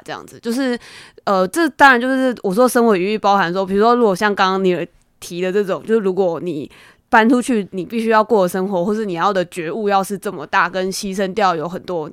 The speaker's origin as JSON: {"language": "Chinese", "country": "Taiwan", "said": "我是身为一个台湾人嘛"}